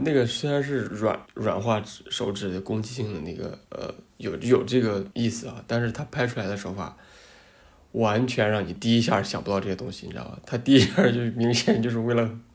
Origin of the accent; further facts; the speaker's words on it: China; 土生土长中国人